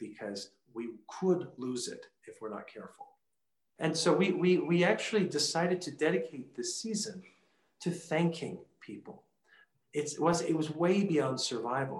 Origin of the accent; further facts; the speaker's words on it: Washington, District of Columbia, United States; moved away as an adult; now in El Paso, United States; I grew up in Washington, D.C.